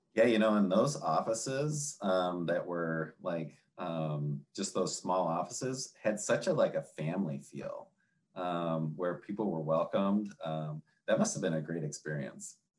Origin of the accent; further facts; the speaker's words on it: Minnesota, United States; now in Michigan, United States; I'm a northerner and in Michigan and Minnesota is my kind of hometown.